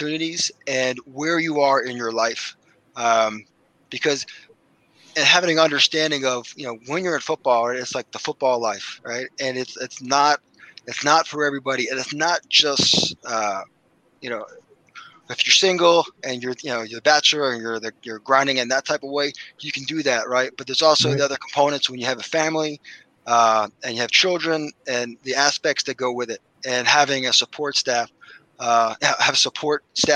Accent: Philadelphia, Pennsylvania, United States; I'm from Philly, my wife's from Philly

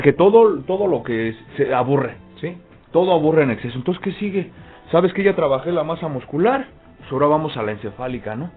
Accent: Mexico; somos mexicanos

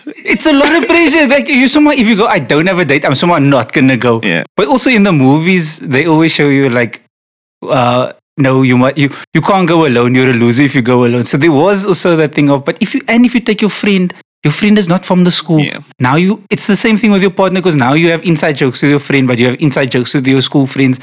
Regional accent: Cape Town, Western Cape, South Africa; it's Rondebosch East. I grew up in proper Rondebosch East in the avenues

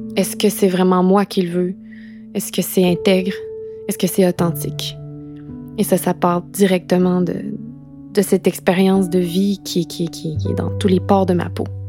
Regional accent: Quebec, Canada; also born or lived in London / Montreal; J'ai quitté le Québec

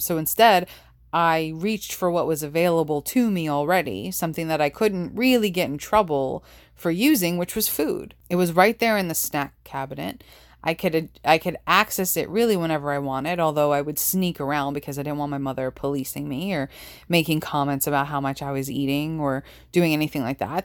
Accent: New York, United States; growing up in New York

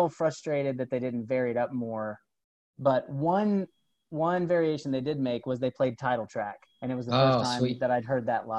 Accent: Tulsa, Oklahoma, United States; here in my hometown in Tulsa

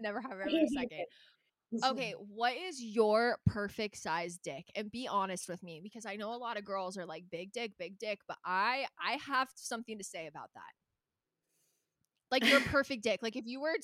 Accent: Calabasas, California, United States; I grew up in Calabasas, so it's like, not only are we like 40 minutes from

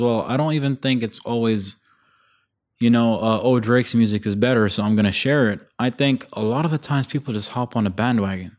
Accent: Bahrain

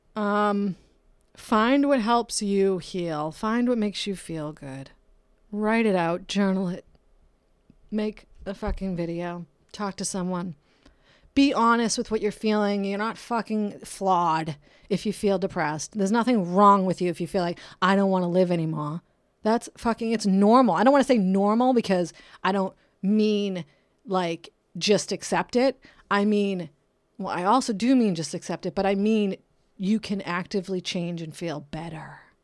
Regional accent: Brockton, Massachusetts, United States; now in California, United States; I'm from Brockton, Massachusetts

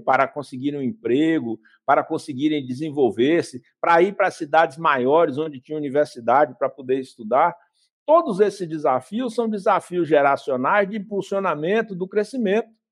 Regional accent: Vitória da Conquista, Bahia, Brazil; Eu, quando era criança pequena, em Vitória da Conquista, a gente ia para a escola a pé.

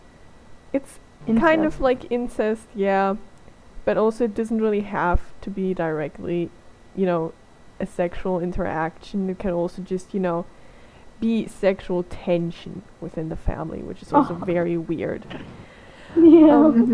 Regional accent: Austria; English is a second language; I'm not from Germany, I'm from Austria, that's this other German-speaking country

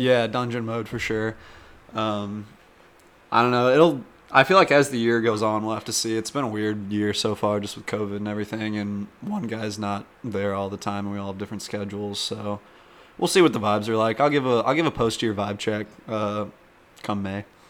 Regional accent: St. Louis, Missouri, United States; we're from St. Louis, Missouri

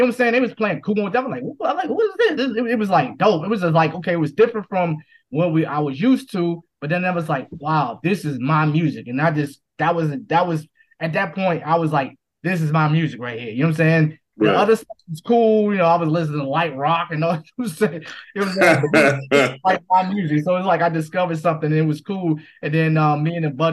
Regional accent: Washington, District of Columbia, United States; D.C. Born and raised in D.C.

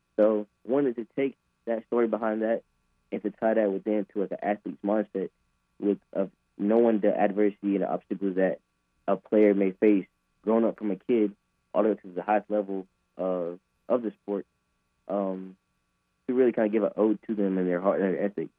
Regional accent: Apex, North Carolina, United States; I'm from Apex, mm-hmm. like, like right down the road uh, a suburb of Raleigh

